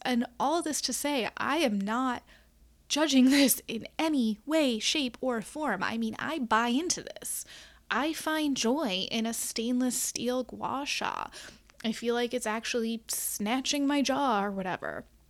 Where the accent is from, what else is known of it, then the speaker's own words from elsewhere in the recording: Midwest, United States; now in Chicago, United States; as a Midwesterner, a born and bred middle of the country gal